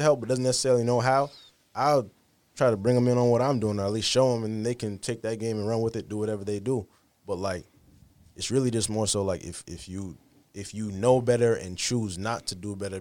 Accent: Fall River, Massachusetts, United States; moved away as an adult; also born or lived in New Bedford, Massachusetts; now in Boston, United States; I grew up in New Bedford and Fall River

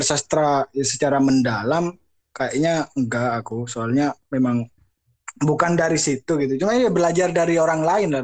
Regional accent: Madura, East Java, Indonesia; moved away; saya sebenarnya dari Madura, cuman nggak, nggak netap jen, di mana-mana

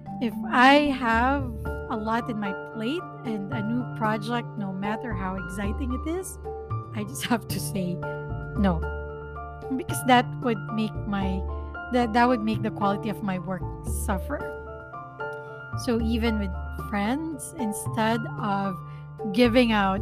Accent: Philippines; first language Filipino; English is a second language; My first language is still Filipino

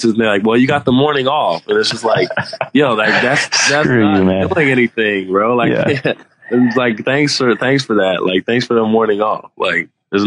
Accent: United States; moved away as an adult; we're from America

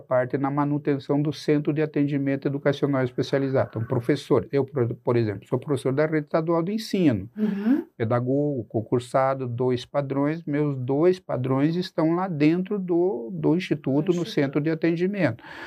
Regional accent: Cascavel, Paraná, Brazil; moved away as an adult; also born or lived in Tapejara, Rio Grande do Sul; now in Curitiba, Brazil; E aí minha família vem para o oeste do Paraná quando eu era muito, muito, muito criança. Eu me criei em Cascavel, na verdade.

